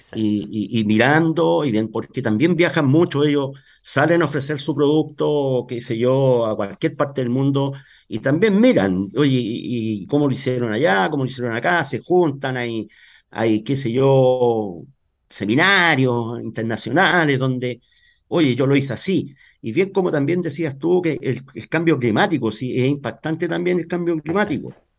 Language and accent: Spanish; Talca, Maule, Chile; En Talca. Yo soy de Talca. Nacido, criado aquí toda mi vida en Talca.